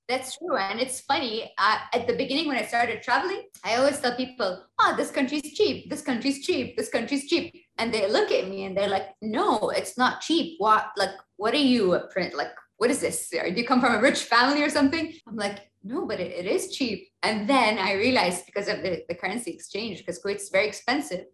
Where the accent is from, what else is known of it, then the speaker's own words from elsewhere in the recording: Kuwait; I'm from Kuwait. Parents, grandparents, mom and dad, both sides are, are also from Kuwait. So we're all from here